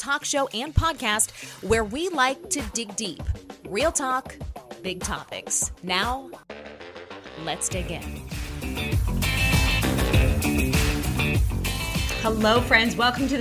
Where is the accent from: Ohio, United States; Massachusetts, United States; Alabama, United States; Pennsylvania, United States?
Pennsylvania, United States; Pittsburgh; now in Florida, United States; I'm from Pittsburgh